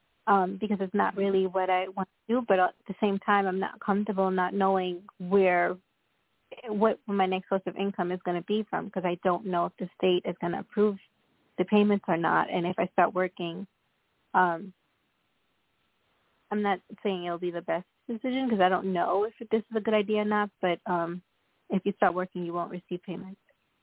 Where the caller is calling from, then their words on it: Long Island, New York, United States; I'm calling from Long Island, New York.